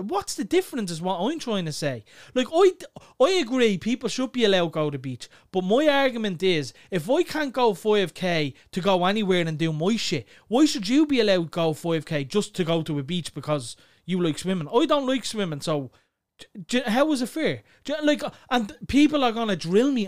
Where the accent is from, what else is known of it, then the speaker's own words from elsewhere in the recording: Clondalkin, Leinster, Ireland; we're from Clondalkin